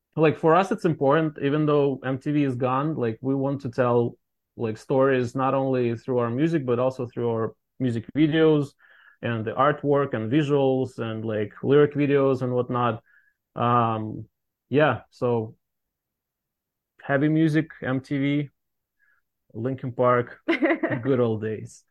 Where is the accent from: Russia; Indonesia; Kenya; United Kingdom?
Russia; moved away as an adult; now in Boston, United States; we're from Russia originally